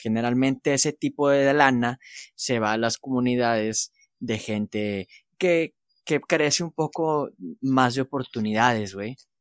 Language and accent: Spanish; Mexico; como somos mexicanos